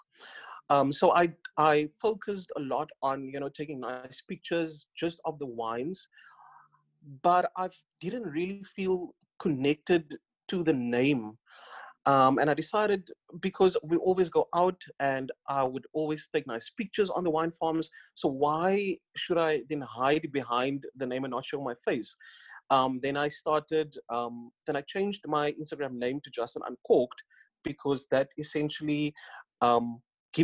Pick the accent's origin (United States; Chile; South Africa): South Africa; Northern Cape; moved away; I grew up in the Northern Cape. I was born in the Northern Cape in Kalfinia